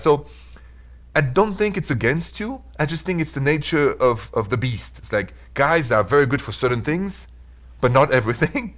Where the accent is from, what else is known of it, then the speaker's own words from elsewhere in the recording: Paris, Île-de-France, France; accent: Paris; now in Midwest, United States; my accent is from Paris